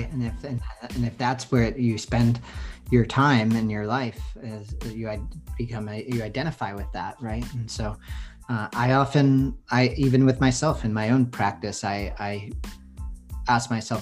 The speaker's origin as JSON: {"language": "English", "town": "Boston", "region": "Massachusetts", "country": "United States", "tie": "born or raised there", "accent": "Boston", "moved": "yes", "lives_now": "San Francisco, United States", "said": "I grew up in Boston"}